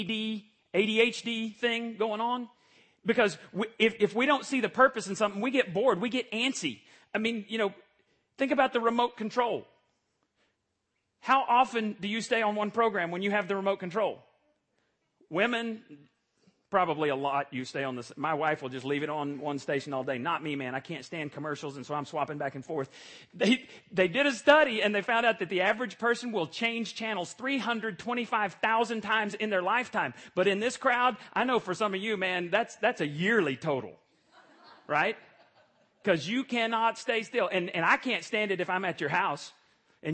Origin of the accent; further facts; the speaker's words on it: Borger, Texas, United States; moved away; I went back to my hometown